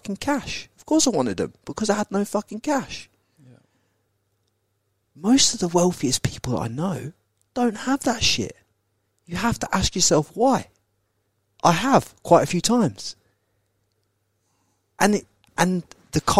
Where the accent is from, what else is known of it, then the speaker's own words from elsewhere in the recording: England, United Kingdom; now in Australia; when I was brought up in England